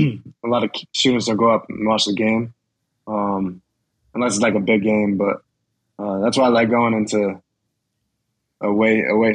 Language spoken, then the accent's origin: English; Connecticut, United States; moved away as an adult; now in Miami, United States; I came from Connecticut